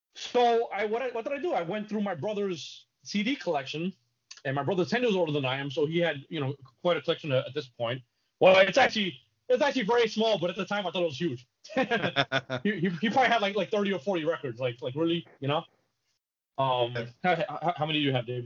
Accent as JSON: {"language": "English", "town": "New York City", "region": "New York", "country": "United States", "tie": "born or raised there", "said": "I grew up in the Bronx."}